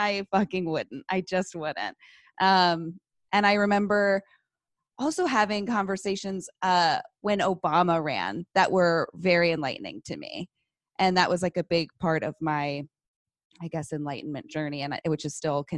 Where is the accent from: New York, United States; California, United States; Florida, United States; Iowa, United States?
California, United States; San Francisco; I grew up in the Bay Area. I was born in San Francisco and went to a public school in San Francisco